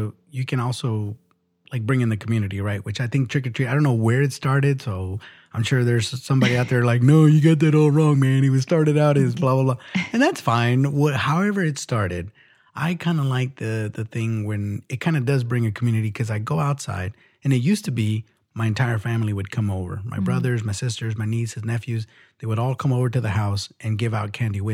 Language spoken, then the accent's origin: English; United States; I'm American